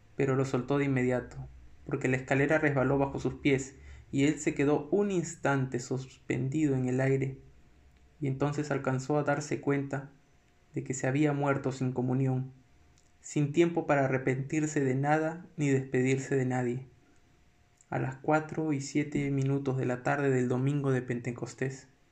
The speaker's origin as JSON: {"language": "Spanish", "region": "Lima", "country": "Peru", "said": "no soy un, un limeño clásico"}